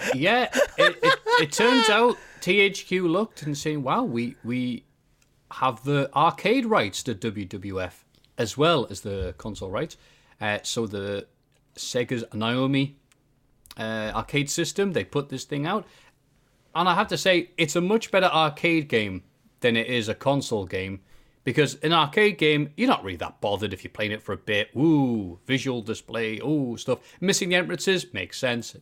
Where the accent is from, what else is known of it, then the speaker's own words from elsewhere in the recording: Bishop Auckland, North East England, United Kingdom; I am definitely from Bishop Auckland